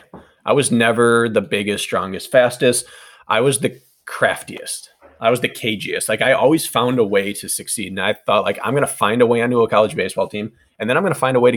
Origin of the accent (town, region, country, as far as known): Wisconsin, United States; born or raised there